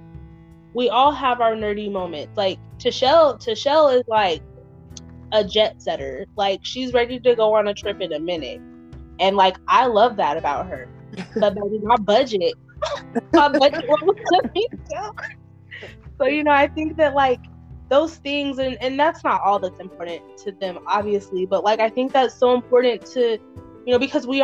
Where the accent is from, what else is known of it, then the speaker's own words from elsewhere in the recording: Utah, United States; also born or lived in Mississippi; I'm from Utah by way of Mississippi